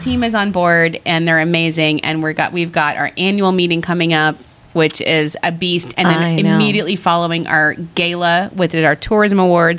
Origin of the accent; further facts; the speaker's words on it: Commack, New York, United States; We're from Comac.